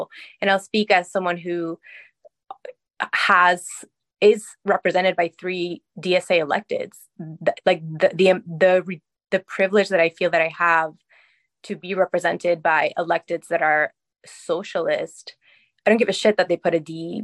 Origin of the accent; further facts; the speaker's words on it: Ecuador; also born or lived in Queens, New York; now in New York City, United States; I'm an immigrant from Ecuador